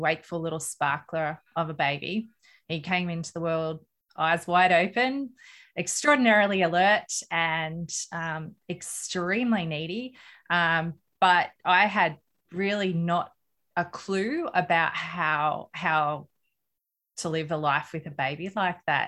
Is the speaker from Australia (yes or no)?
yes; Australia; I'm an Australian mum of three children.